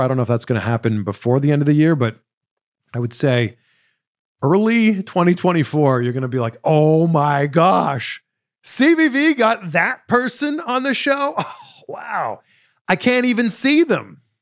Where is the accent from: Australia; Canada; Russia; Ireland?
Canada; now in United States; I'm Canadian